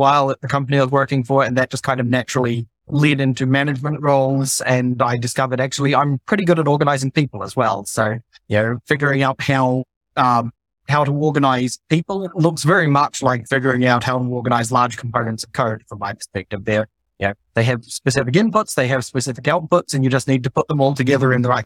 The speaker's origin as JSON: {"language": "English", "country": "New Zealand", "tie": "born or raised there", "also_born_or_lived": "Tonga / Australia / Netherlands", "moved": "as an adult", "lives_now": "Germany", "said": "I'm originally from New Zealand. I grew up there for the first 10 years of my life, then spent close to 2 years in the Kingdom of Tonga, my little Pacific Island"}